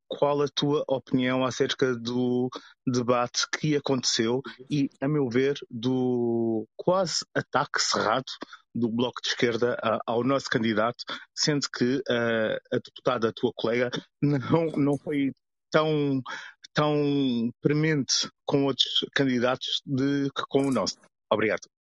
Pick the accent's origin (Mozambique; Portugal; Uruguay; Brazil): Portugal; Lisbon; como alfacinha